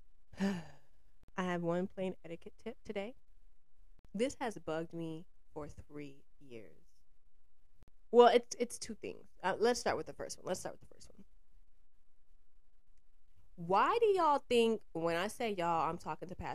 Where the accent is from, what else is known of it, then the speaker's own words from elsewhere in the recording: Georgia, United States; now in New York, United States; Georgia, which is my home state